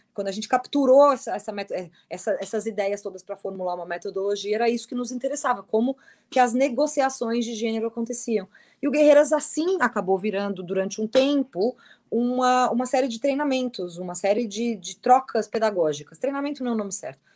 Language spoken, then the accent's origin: Portuguese; Criciúma, Santa Catarina, Brazil; moved away as an adult; also born or lived in London; eu sou de Criciúma